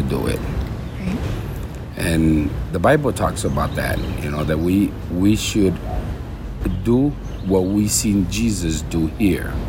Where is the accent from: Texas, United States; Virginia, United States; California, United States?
Texas, United States; Houston; now in Honduras; I was born in Honduras, but I was raised in Houston.